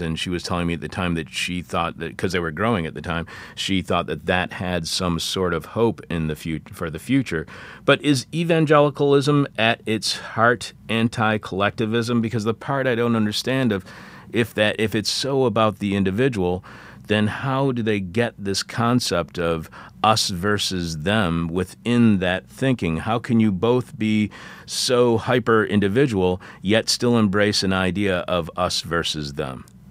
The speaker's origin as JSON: {"language": "English", "region": "Michigan", "country": "United States", "said": "I'm from Michigan too"}